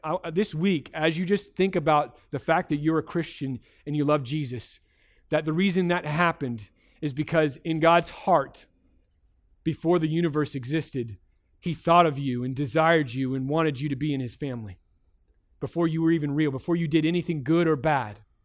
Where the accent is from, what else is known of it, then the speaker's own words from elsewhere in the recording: United States; as an American